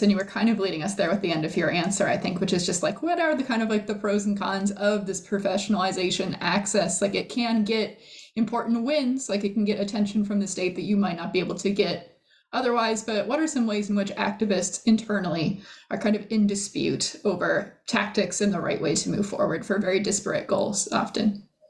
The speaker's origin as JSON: {"language": "English", "town": "Davis", "region": "California", "country": "United States", "tie": "born or raised there", "said": "I, I, uh, grew up in Davis, then I went to UC Santa Cruz"}